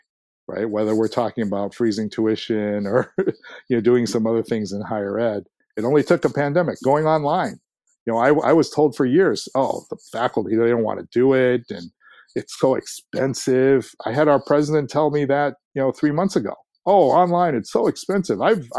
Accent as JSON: {"language": "English", "town": "Ames", "region": "Iowa", "country": "United States", "tie": "born or raised there", "moved": "yes", "lives_now": "Minnesota, United States", "said": "I was born and raised in Ames, Iowa, which is the home of Iowa State University"}